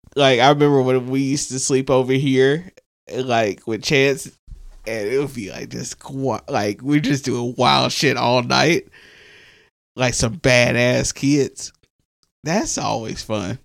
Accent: the South, United States; we're from the South

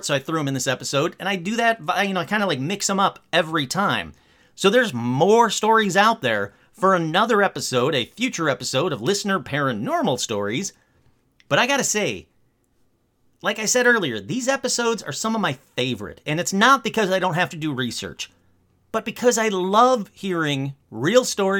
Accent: Michigan, United States; Michigan, my home state

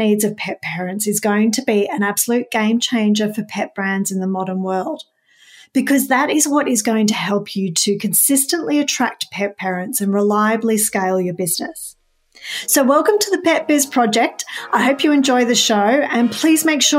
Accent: Melbourne, Victoria, Australia; I'm from Melbourne, Australia

